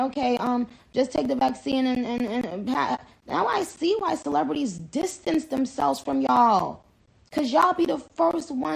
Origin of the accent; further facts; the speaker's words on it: Trinidad & Tobago; moved away; I was born in Trinidad.